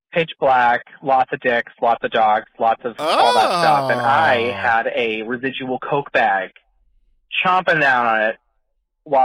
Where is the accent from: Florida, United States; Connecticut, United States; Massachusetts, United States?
Massachusetts, United States; Boston